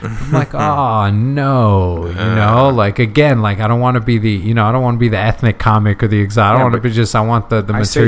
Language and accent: English; United States; English is a second language; Then growing up in the States, so always being around languages, like I'm fortunate enough